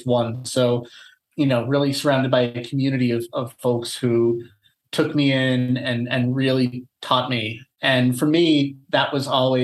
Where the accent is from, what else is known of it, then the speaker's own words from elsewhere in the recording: Long Island, New York, United States; moved away as an adult; also born or lived in Los Angeles / Amsterdam; I grew up on Long Island. I'm a native New Yorker